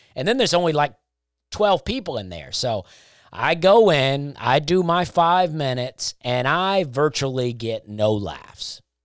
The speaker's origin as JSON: {"language": "English", "country": "United States", "said": "I am an American"}